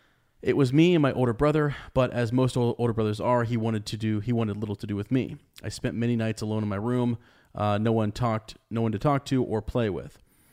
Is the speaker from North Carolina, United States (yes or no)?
yes; Charlotte, North Carolina, United States; I am from Charlotte, North Carolina, though I suppose you could consider it Bree of a sort.